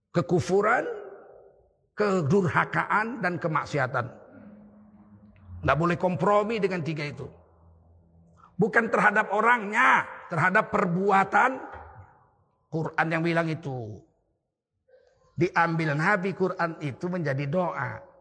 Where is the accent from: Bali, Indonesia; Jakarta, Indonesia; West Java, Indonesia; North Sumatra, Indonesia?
North Sumatra, Indonesia; Tanjung Sari; Pertama kali NU berdiri di Sumatera Utara di kampung saya di Setiabudi Tanjung Sari.